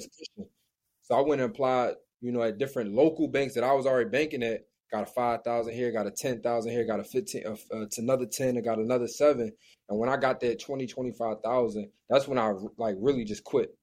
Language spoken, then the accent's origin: English; Philadelphia, Pennsylvania, United States; I'm from Philly